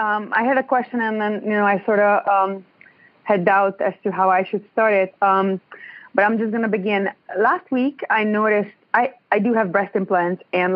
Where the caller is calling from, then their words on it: Ontario, Canada; I'm in Ontario.